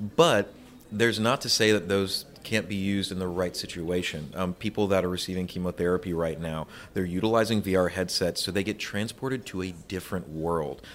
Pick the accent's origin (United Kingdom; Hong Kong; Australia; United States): United States; Louisiana; my home state of Louisiana